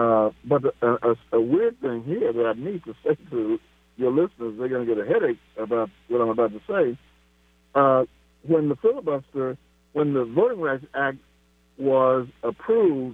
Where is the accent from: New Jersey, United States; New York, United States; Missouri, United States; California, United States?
Missouri, United States; Kansas City; right here in my hometown of Kansas City